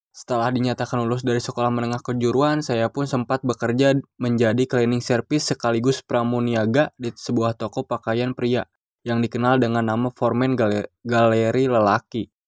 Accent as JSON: {"language": "Indonesian", "town": "Bandung", "region": "West Java", "country": "Indonesia", "tie": "born there", "said": "Saya lahir di kota Bandung pada tanggal 14 Desember 1999."}